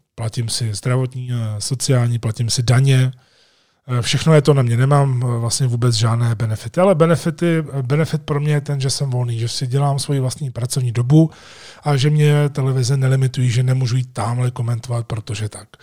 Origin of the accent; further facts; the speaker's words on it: Jičín, Hradec Králové Region, Czechia; moved away as an adult; also born or lived in Prague; jsem plynule přešel ze svého rodného města Vyčíně do Prahy